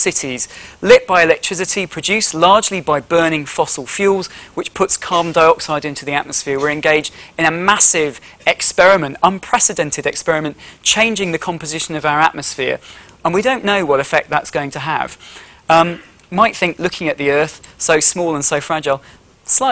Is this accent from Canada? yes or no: no; Yorkshire and the Humber, United Kingdom; where I grew up in Yorkshire